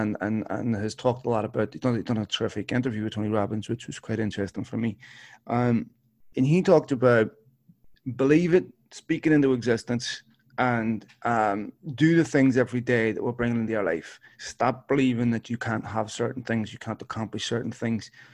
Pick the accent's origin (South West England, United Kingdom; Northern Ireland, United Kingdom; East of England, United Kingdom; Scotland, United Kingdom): Northern Ireland, United Kingdom; Belfast; I grew up in North Belfast